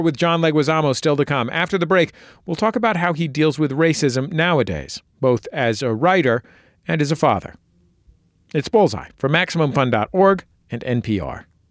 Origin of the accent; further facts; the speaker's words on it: California, United States; growing up in California, uh, to be Latino meant, uh, you know, for people in my neighborhood